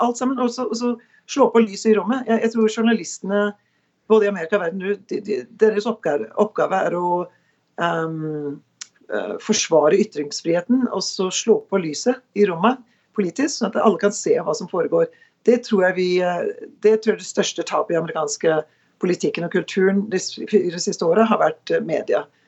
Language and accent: Norwegian; Norway; now in United States; hjemme i Norge